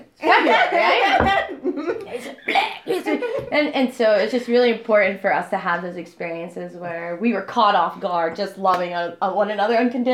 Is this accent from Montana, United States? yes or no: no; near Slippery Rock, Pennsylvania, United States; I grew up near Slippery Rock.